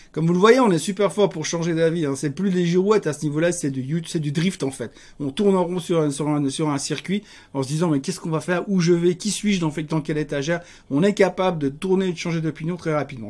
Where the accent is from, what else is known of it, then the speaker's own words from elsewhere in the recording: Geneva, Switzerland; Donc moi je suis Genevois